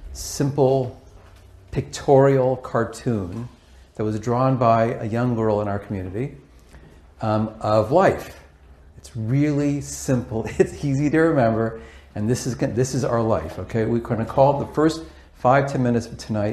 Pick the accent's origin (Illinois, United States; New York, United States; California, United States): California, United States; Los Angeles; I was raised in Pacific Palisades, West LA, and went to Pali High